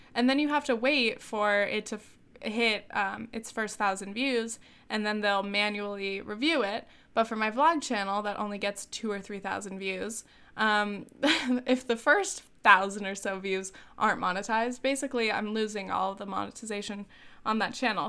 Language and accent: English; South Orange County, California, United States; moved away as an adult; also born or lived in France / New Orleans; I'm from South Orange County